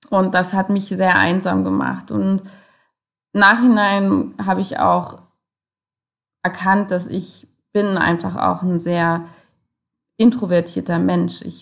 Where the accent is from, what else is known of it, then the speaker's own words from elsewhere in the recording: Germany; so wie man halt als Teenager in Deutschland, wenn man so ein bisschen rebellisch ist, eben auch unterwegs ist